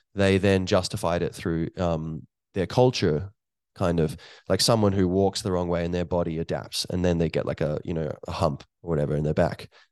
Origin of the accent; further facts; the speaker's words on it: Ireland; here where I am in Ireland